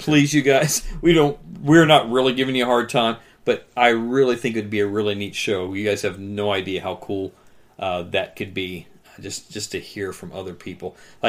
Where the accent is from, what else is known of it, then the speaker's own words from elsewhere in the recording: Grove City, Ohio, United States; I grew up in Grove City, Ohio.